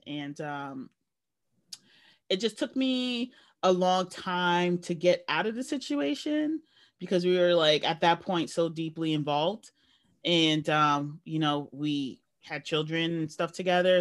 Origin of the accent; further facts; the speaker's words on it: New York, United States; I've grew up in a large city, and I never felt like, even though I'm a New Yorker